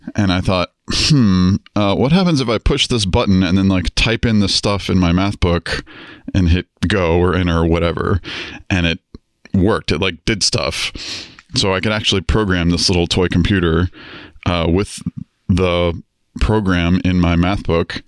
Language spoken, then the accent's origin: English; Atlanta, Georgia, United States; also born or lived in Florida; I was born in Atlanta, Georgia. Uh, grew up there, uh, moved to Florida for a while